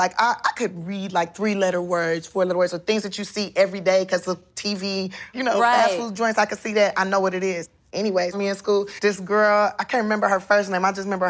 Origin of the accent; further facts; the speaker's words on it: Los Angeles, California, United States; I'm from South Central Los Angeles, born and raised.